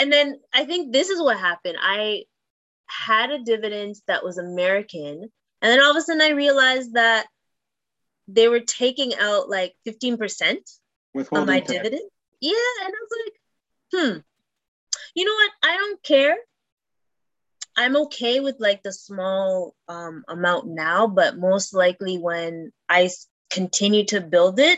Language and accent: English; Canada; I'm Canadian.